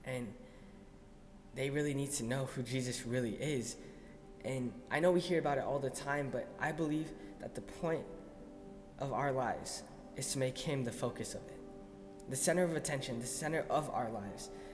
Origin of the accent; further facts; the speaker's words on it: El Paso, Texas, United States; moved away as an adult; now in Arizona, United States; I grew up in El Paso, Texas, but I'm here now